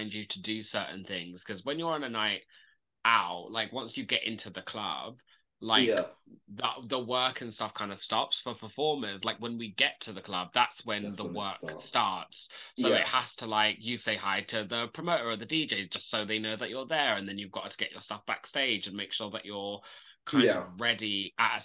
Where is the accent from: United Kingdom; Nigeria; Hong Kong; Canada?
United Kingdom; London; I am from North London